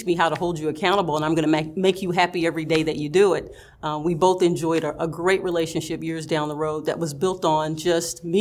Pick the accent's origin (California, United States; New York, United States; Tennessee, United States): Tennessee, United States; Knoxville; moved away as an adult; also born or lived in Nashville, Tennessee / Omaha, Nebraska / Edison, New Jersey; I did get to stay in my hometown. It was local, and I liked that. I'm very close to my family, very close to my parents, my grandparents. My entire family lived in Knoxville.